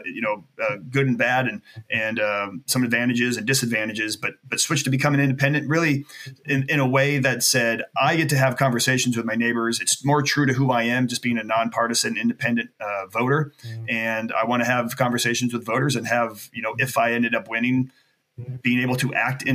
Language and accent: English; Anchorage, Alaska, United States; I'm born and raised Alaskan, fourth generation Alaskan there in Anchorage